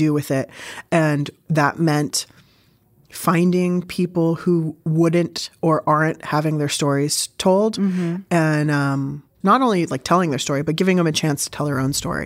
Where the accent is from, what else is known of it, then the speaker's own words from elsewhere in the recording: San Diego, California, United States; also born or lived in Berkeley; I grew up in San Diego